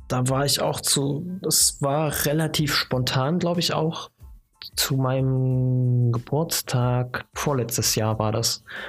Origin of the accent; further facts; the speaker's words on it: Chemnitz, Saxony, Germany; Ich komme ja aus, aus der Ecke